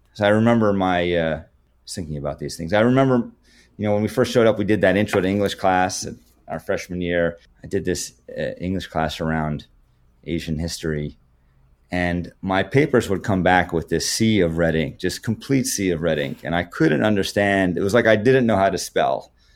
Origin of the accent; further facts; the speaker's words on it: Canada; being Canadian, not having that in high school